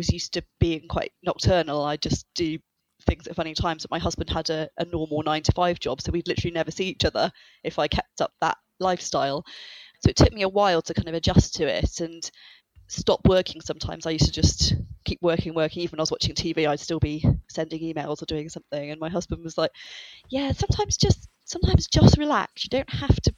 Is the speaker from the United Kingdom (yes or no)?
yes; United Kingdom; I'm British.